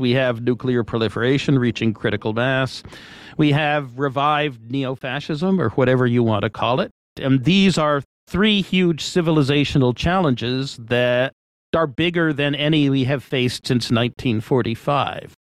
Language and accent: English; Washington, District of Columbia, United States; moved away as an adult; also born or lived in Massachusetts; now in California, United States; Parents moved to Washington, D.C., and I moved along with them when I was five. Um, grew up in Washington, D.C.